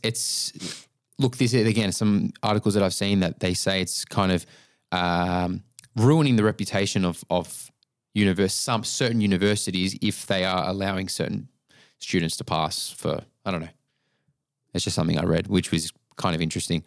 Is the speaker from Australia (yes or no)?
yes; Melbourne, Victoria, Australia